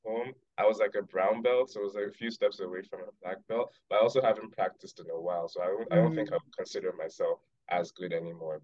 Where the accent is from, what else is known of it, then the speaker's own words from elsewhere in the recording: Lagos, Nigeria; moved away; I'm from Lagos. So I'm Yoruba.